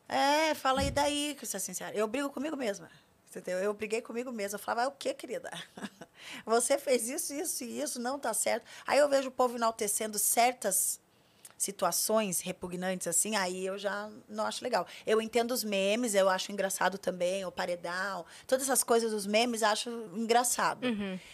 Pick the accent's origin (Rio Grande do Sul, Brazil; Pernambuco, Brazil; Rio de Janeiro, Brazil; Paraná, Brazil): Paraná, Brazil; Curitiba; moved away as an adult; now in São Paulo, Brazil; Eu sou de Curitiba, é, não é fácil ser mulher preta de Curitiba